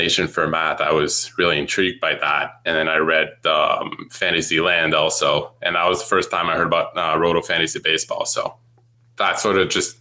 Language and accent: English; near Montreal, Quebec, Canada; English is a second language; I grew up near Montreal